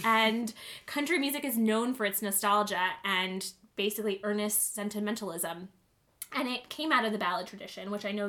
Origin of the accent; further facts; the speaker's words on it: Western Michigan, United States; moved away as an adult; also born or lived in New York City; So I grew up in Western Michigan.